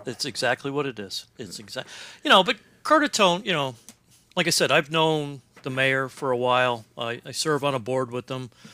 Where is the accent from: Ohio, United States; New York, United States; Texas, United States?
Ohio, United States; Cincinnati; moved away; I grew up in Cincinnati, Ohio